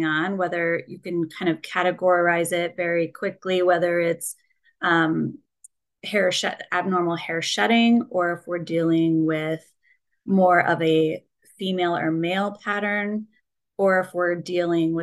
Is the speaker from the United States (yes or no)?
yes; Colorado, United States; moved away as an adult; now in Minneapolis, United States; I grew up in Colorado, a little small farm town